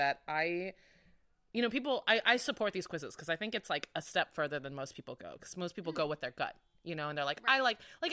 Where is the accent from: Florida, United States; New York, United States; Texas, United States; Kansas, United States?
Florida, United States; moved away; I'm from Florida, so I understand a lot of conservative viewpoints